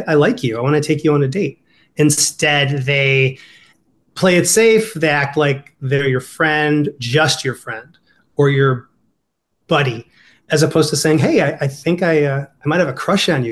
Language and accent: English; Ohio, United States; accent: Ohio; my Ohio accent's coming out.